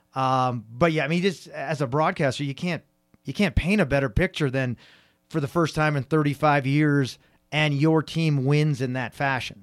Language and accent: English; San Francisco Bay Area, California, United States; I'm from the San Francisco Bay Area